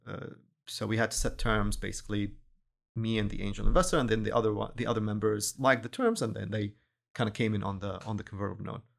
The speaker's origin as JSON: {"language": "English", "country": "Syria", "also_born_or_lived": "Dubai / Boston", "moved": "as an adult", "lives_now": "Houston, United States", "said": "I'm originally from Syria"}